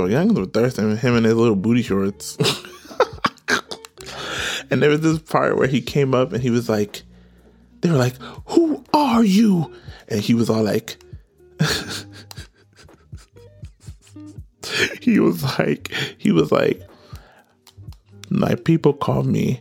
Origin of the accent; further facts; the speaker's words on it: Nigeria; I'm Nigerian.